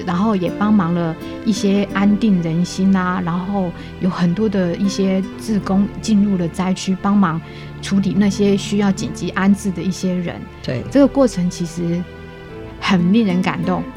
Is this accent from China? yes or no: no; Taichung, Taiwan; moved away as an adult; also born or lived in Kaohsiung; now in Hualien, Taiwan; 我本身是台中人，然后我的家在东市那附近